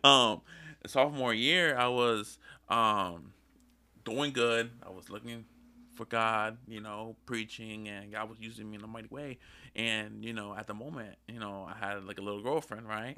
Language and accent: English; Lancaster, Pennsylvania, United States; I was born in Lancaster.